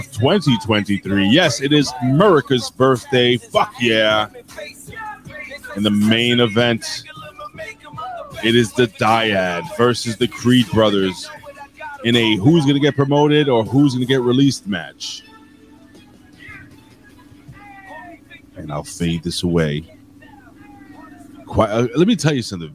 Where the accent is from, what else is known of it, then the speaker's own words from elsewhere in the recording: Puerto Rico; I'm Puerto Rican.